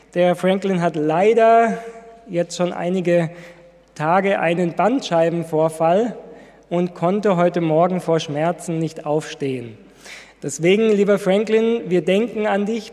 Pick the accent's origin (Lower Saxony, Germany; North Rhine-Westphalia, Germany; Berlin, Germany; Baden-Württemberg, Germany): Baden-Württemberg, Germany; Ludwigsburg; moved away; Ich komme ja aus Ludwigsburg